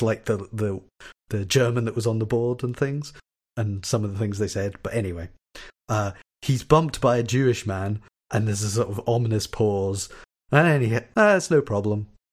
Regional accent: Glasgow, Scotland, United Kingdom; accent: Kelvinside; my accent is very sort of muted, uh, sort of th, what we would call here a Kelvin side accent

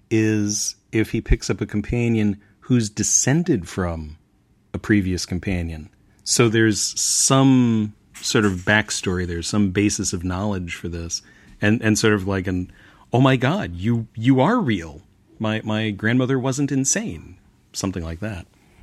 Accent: Scotland, United Kingdom; I'm Scottish. I can complain about things.

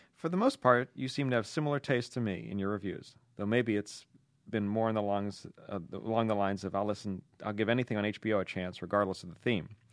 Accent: Pittsburgh, Pennsylvania, United States; moved away

